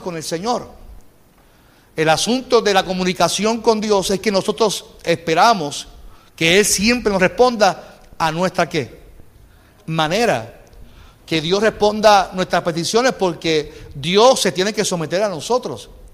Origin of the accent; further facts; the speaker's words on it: Carolina, Puerto Rico; yo vengo de Carolina, soy un tipo de, Carolina